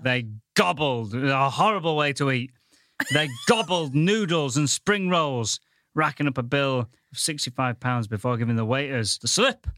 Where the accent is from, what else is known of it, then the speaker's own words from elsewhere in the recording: Goole, Yorkshire and the Humber, United Kingdom; now in London, United Kingdom; I'm from the Thinking Man's Pontefract, Goole